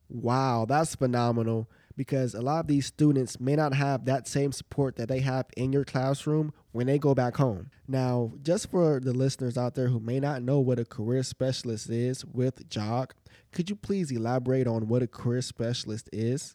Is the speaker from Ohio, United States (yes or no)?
yes; Alliance, Ohio, United States; I'm from Alliance as well